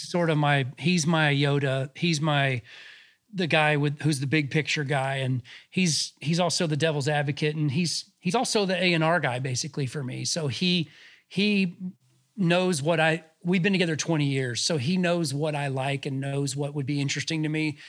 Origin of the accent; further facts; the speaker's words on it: Georgia, United States; also born or lived in Los Angeles, United States; now in Nashville, United States; I'm from Georgia, and I go back down there a lot to see my, my family